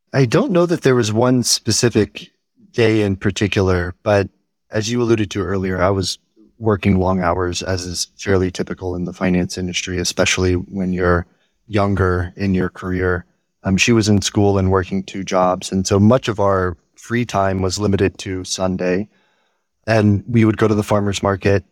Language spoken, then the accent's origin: English; Houston, Texas, United States; growing up in Houston